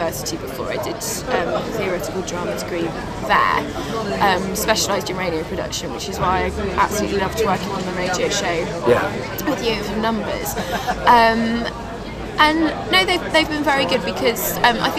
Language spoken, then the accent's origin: English; Cheshire, North West England, United Kingdom; I grew up in Cheshire.